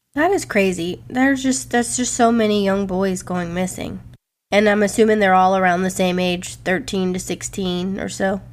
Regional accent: Louisiana, United States; born or raised there; also born or lived in Iowa

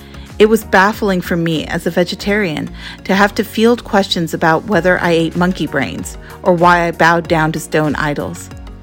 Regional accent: United States; now in Apex, United States; Like many of you, I am an American-born Hindu. My husband Neil Oldham and I live with our two daughters, Ishani and Savita, in Apex.

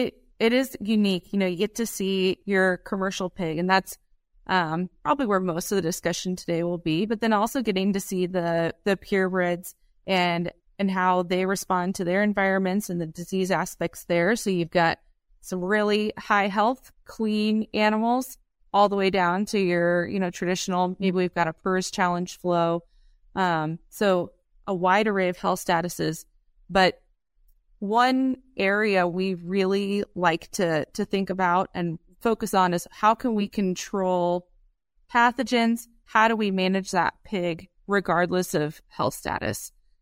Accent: Iowa, United States; now in Columbus, United States; We're based out of Columbus, Nebraska, but I'm originally from Southwest Iowa. So grew up with crop farming and a cow-calf operation.

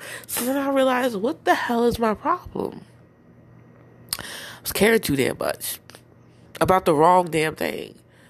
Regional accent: New Jersey, United States; accent: Jersey; also born or lived in Florida; I lost my Jersey accent when I was living with my mom, my adoptive mother, in Florida. And I tried to get it back a little bit.

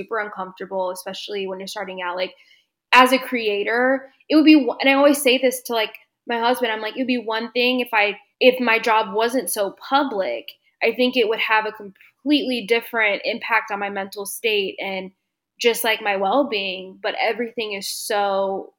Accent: Dallas, Texas, United States; moved away; My hometown is Dallas, and I actually just moved back here in December of 2021

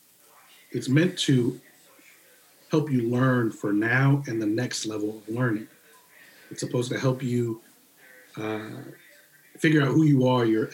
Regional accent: Northern Virginia, United States; moved away as an adult; also born or lived in Radford, Virginia; I came from Northern Virginia

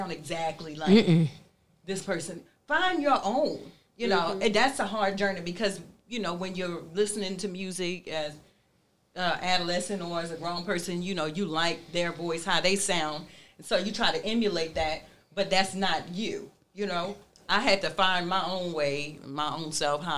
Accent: Baltimore, Maryland, United States; I'm from Baltimore

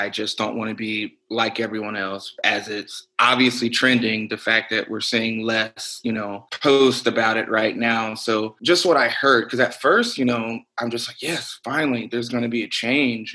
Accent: Birmingham, Alabama, United States; moved away as an adult; now in Austin, United States; growing up in Birmingham, Alabama

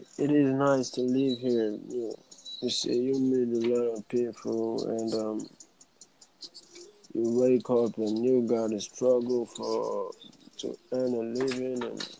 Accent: Nigeria; I'm from Nigeria.

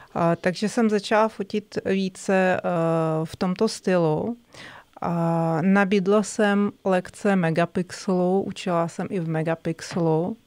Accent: Moscow, Russia; Czech is a second language; moved away as an adult; now in Czech Republic; Já jsem z Ruska, z Moskvy.

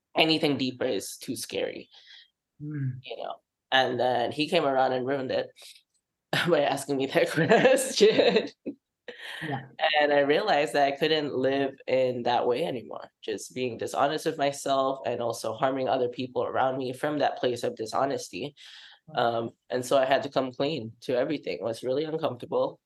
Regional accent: Singapore; moved away as an adult; I come from Singapore, from an Asian Muslim household

